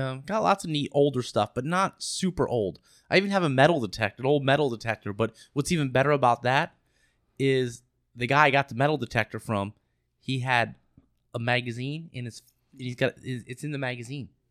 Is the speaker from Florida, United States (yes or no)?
yes; Florida, United States; we're from Florida